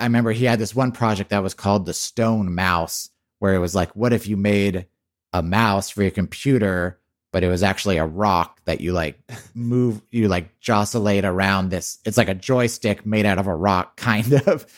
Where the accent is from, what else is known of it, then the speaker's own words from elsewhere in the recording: Texas, United States; I grew up in Texas